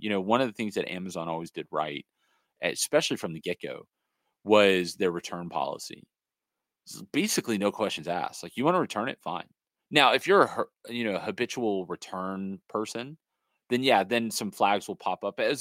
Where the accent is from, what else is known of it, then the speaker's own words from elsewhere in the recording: Los Angeles, California, United States; I'm from the Hollywood, you know, area right there where the Dodger Stadium is